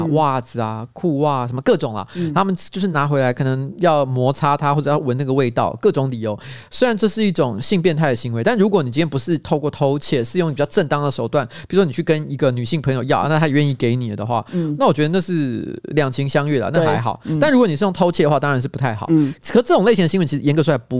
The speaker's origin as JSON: {"language": "Chinese", "region": "Tainan", "country": "Taiwan", "said": "我们台南人别干"}